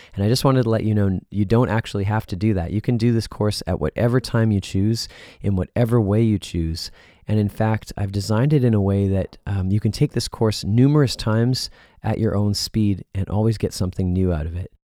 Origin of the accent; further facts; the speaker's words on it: Winnipeg, Manitoba, Canada; my hometown of Winnipeg